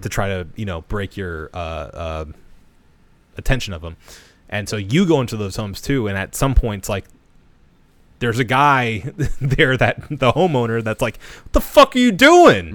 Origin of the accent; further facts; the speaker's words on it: United States; I'll speak as an American male